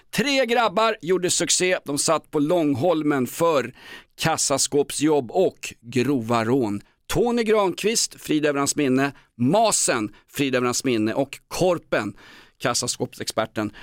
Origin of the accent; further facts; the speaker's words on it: Aspudden, Stockholm County, Sweden; Jag är från Aspudden